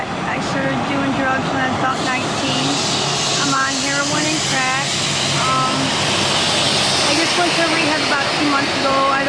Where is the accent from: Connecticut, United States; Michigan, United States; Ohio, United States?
Michigan, United States; now in Detroit, United States; I'm from Key Course, Michigan.